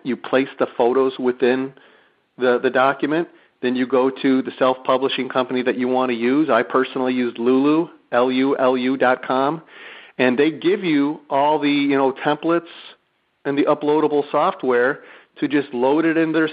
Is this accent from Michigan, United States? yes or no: yes; Detroit, Michigan, United States; moved away; I'm from Detroit originally.